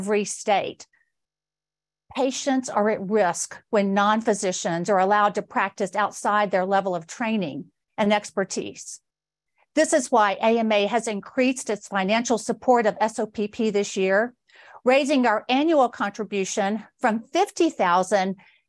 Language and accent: English; Georgia, United States; my home state of Georgia